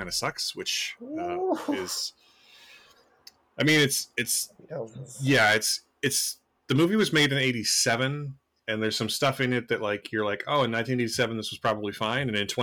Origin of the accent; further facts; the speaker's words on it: Canada; I am Canadian